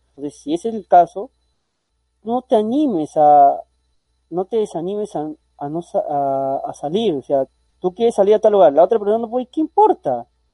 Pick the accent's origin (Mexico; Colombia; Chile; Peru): Peru; yo soy peruano